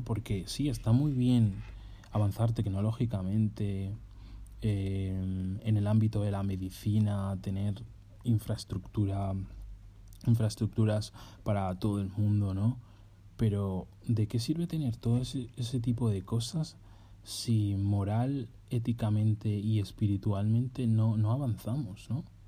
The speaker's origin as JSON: {"language": "Spanish", "country": "Spain", "moved": "as an adult"}